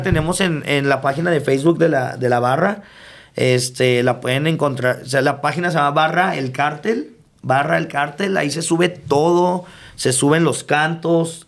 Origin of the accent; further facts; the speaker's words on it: El Paso, Texas, United States; also born or lived in Ciudad Juárez, Mexico; me vuelvo a ir a, a, El Paso ya como a los ocho años y pues prácticamente hasta que regreso de la universidad